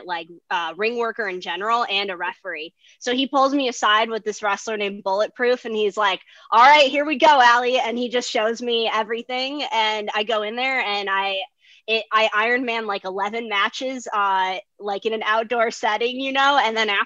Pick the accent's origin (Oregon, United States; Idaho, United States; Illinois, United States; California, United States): Illinois, United States; Chicago; moved away; I'm originally from Chicago. Well, suburb of Chicago, but I did live in Chicago proper